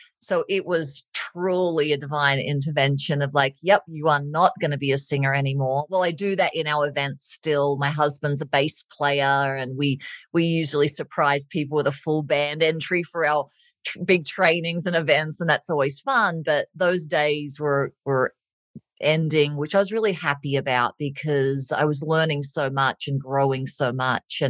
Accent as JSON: {"language": "English", "country": "Australia", "moved": "as an adult", "lives_now": "Colorado, United States", "said": "I'm Australian"}